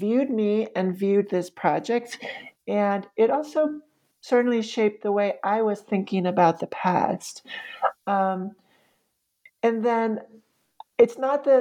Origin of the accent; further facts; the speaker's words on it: New York City, New York, United States; moved away as an adult; now in Roanoke, United States; the stereotypes that I had been raised with as a New Yorker.